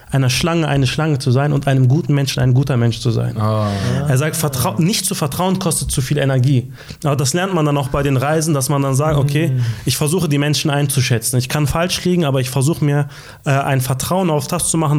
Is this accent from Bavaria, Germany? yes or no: no; Hanover, Lower Saxony, Germany; ich meine, wir kommen aus Hannover Nordstadt, äh, represent.